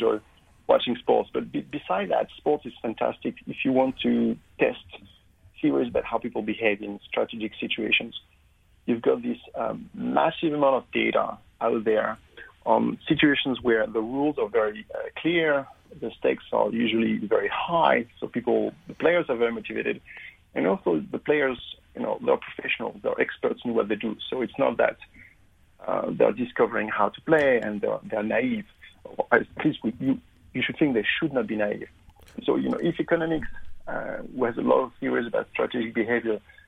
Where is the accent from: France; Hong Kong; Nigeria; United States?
France; accent: French; moved away as an adult; also born or lived in London, United Kingdom; now in Queensland, Australia; as you make it from my accent, I'm actually French originally